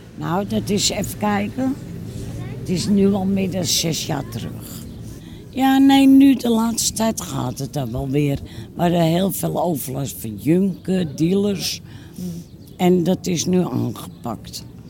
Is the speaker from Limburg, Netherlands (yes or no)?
no; Amsterdam, North Holland, Netherlands; also born or lived in Kattenburg, Amsterdam; ik ben hier wel opgegroeid in Noord